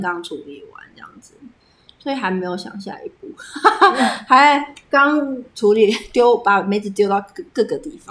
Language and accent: Chinese; Taipei, Taiwan; also born or lived in Tainan; 我是台北人嗯。然后我是去台南读书